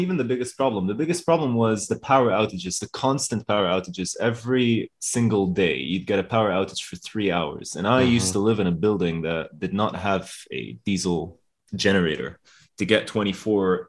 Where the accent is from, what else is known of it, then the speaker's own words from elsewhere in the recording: Lebanon; I was born in Lebanon, actually